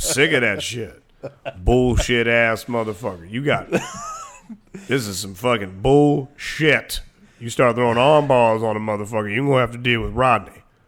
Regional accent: Waldorf, Maryland, United States; growing up in Waldorf

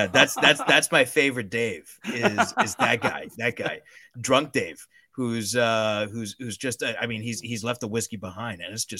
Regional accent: Miami, Florida, United States; accent: Miami; There's a reason why I've tried as much as possible to get rid of my Miami accent and speak with as neutral an American accent as I can.

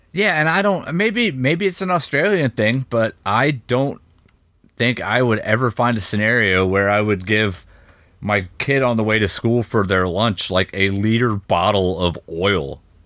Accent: United States; I'm an American

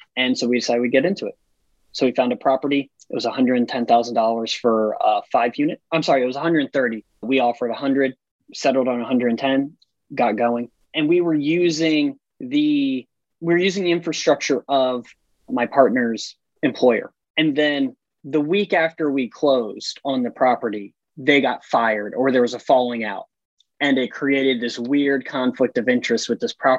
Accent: United States; I live about an hour south of Philadelphia, been here most of my life

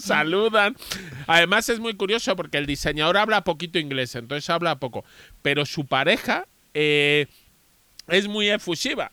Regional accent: Spain; en España creemos que hablamos mal el inglés

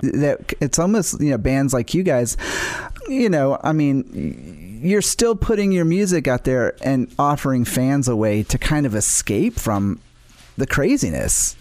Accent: New Orleans, Louisiana, United States; I grew up in New Orleans

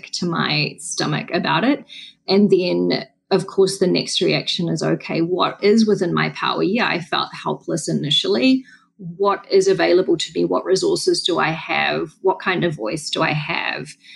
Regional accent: Wellington, New Zealand; moved away; I was on the streets of Wellington, which is not our biggest city, but it's our capital city. It's my hometown

